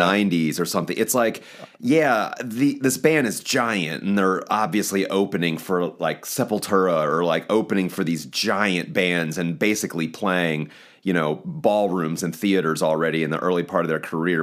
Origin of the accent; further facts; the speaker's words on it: eastern shore of Maryland, United States; moved away as an adult; now in Baltimore, United States; from the eastern shore of Maryland, but I live in Baltimore, Maryland